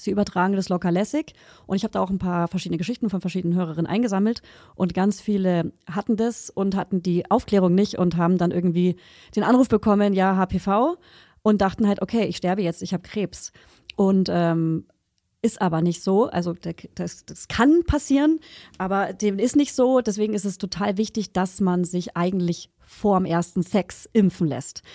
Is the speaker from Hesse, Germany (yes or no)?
no; a village near Hof, Bavaria, Germany; also born or lived in Hof, Germany / Friedrichshain, Berlin, Germany; now in Berlin, Germany; in meinem Dorf, wo ich herkomme, und in der Stadt Hof